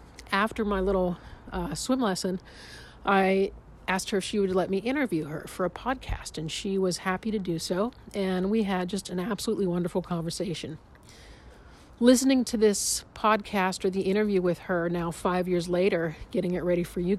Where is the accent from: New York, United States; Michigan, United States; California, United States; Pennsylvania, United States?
Pennsylvania, United States; Pittsburgh; I'm from Pittsburgh.